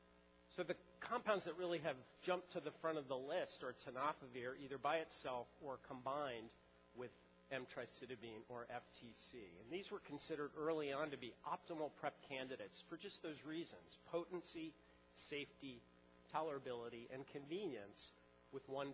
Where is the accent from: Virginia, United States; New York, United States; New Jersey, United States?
New York, United States; As a New Yorker